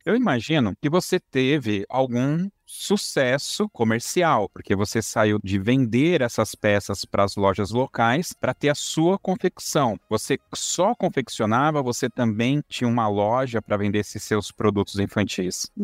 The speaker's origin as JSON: {"language": "Portuguese", "region": "São Paulo", "country": "Brazil", "tie": "born or raised there", "said": "na minha infância, né, aqui em São Paulo"}